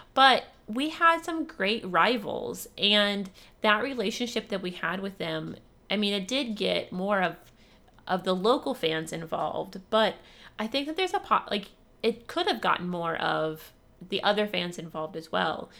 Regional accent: Ohio, United States; I grew up in Ohio

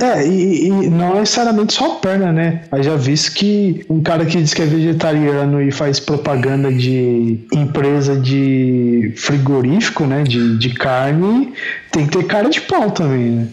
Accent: Brazil; quando eu era adolescente, lá quando eu estava crescendo na Coab

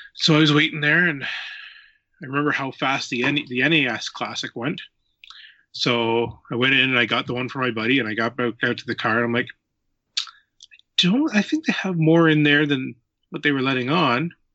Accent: near Kincardine, Ontario, Canada; I am from Ontario, Canada, in a little spot uh, close to Kincardine, Ontario.

